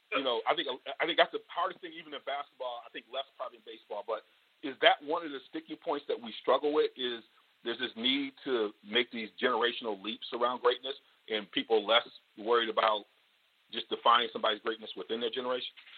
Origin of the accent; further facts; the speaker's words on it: Michigan, United States; You and I growing up in Michigan